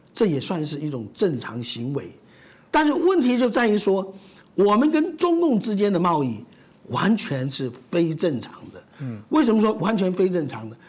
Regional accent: Taiwan; 我们台湾人

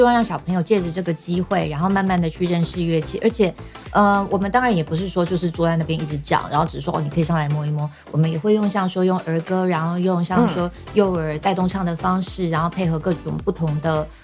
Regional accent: Taiwan; moved away as an adult; also born or lived in United Kingdom; 因为我小时候也是在台湾长大

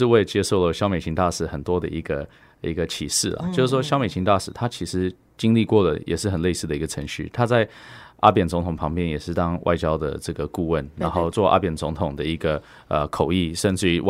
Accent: Taiwan; 因为我们就是吃的台湾的米，喝的台湾的水长大的，而我们就是土生土长的台湾人，我根本。没有办法想象自己是属于台湾之外的地方，甚至于我小时候，因为爸爸妈妈移民的关系，我还曾经拿过加拿大护照。我回台湾之后把加拿大护照放弃了

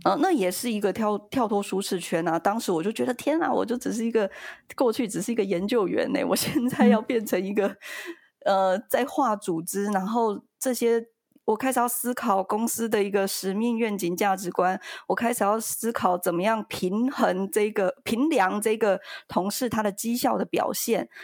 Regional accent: Yilan, Yilan County, Taiwan; 我们是，我们是宜兰人

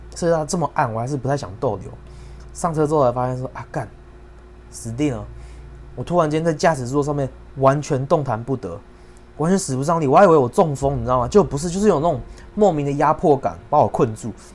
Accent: Yunlin County, Taiwan; 我本身是云林的

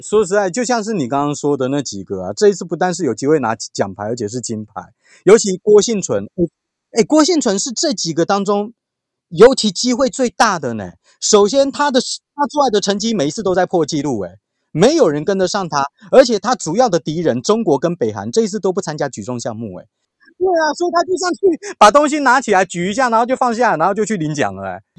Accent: Taiwan; 我相信我们台湾人会乖啦

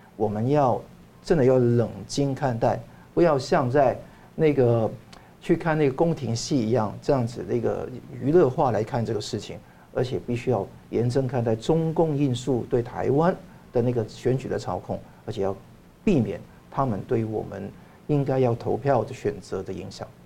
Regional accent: Hong Kong; 我在香港长大，那我也受到两个文化的洗礼嘛

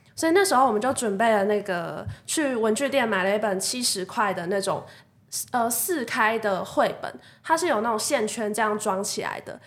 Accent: Kaohsiung, Taiwan; moved away; also born or lived in Taipei; 我其实就是一个高雄人，只是我回到高雄蹲点这样子

